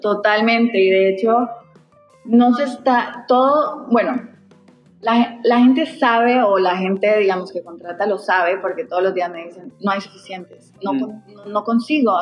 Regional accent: Costa Rica; moved away as an adult; also born or lived in Medellín, Colombia / New York, United States; now in Peru; yo originalmente soy de Medellín eh, y de hecho crecí en Costa Rica, viví muchos años allá

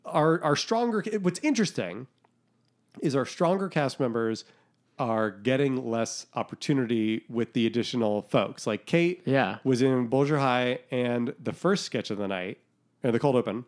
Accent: Boston, Massachusetts, United States; I'm from Boston, yes.

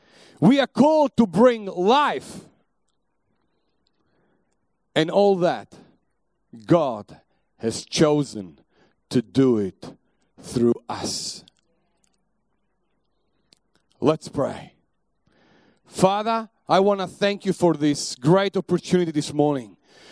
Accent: Italy; born there; English is a second language; also born or lived in Germany / England / Belgium; We were living in Belgium before that. I was living in Germany. I lived in England. I was born in Italy. I have traveled through all Europe. I have learned quite a few languages along the way.

